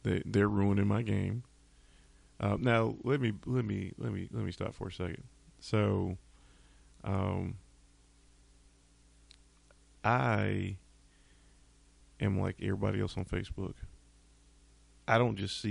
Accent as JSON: {"language": "English", "region": "North Carolina", "country": "United States", "said": "I'm from North Carolina"}